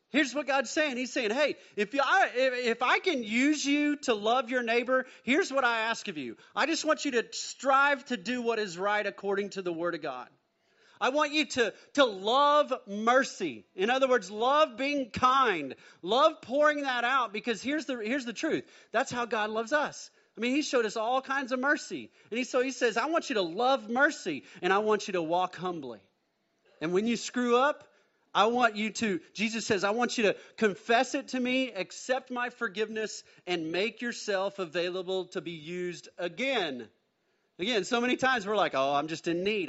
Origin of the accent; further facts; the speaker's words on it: Mustang, Oklahoma, United States; also born or lived in Bethany, Oklahoma; Born in Bethany, Oklahoma, then we moved to Mustang, Oklahoma, and so my dad bought a little five-acre plot there